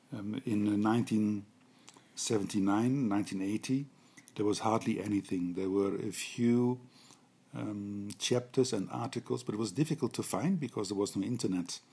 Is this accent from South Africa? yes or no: no; Netherlands; I'm a physiotherapist from the Netherlands